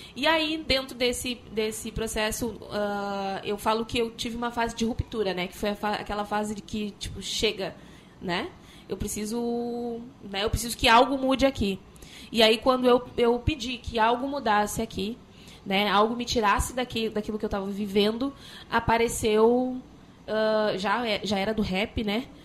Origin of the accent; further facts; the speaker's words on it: Porto Alegre, Rio Grande do Sul, Brazil; Sou da, eu venho da Restinga, sou num bairro periférico da Restinga